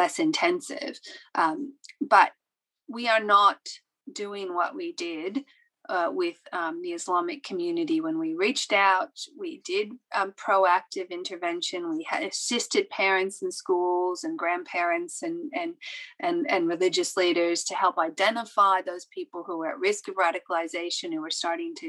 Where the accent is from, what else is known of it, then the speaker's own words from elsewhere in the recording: Australia; we as Australia